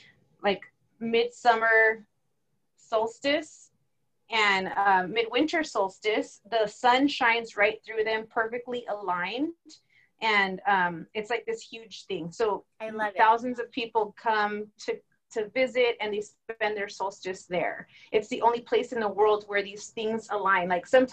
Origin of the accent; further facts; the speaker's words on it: United States; we're from America